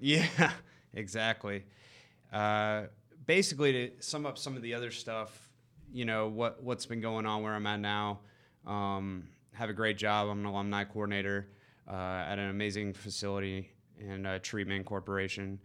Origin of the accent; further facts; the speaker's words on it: East Cobb, Georgia, United States; Grew up in East Cobb